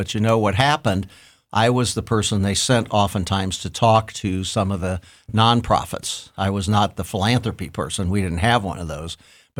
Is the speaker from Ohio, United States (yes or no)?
yes; Columbus, Ohio, United States; Oh, I was born and bred on the Hilltop, and I just think it's a wonderful place.